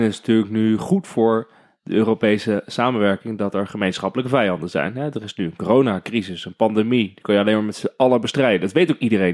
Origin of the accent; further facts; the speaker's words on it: Netherlands; wij zijn Nederlanders